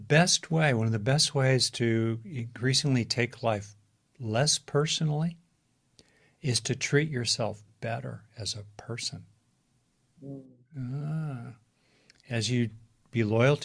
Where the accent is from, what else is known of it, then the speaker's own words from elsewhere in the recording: Los Angeles, California, United States; I grew up in Los Angeles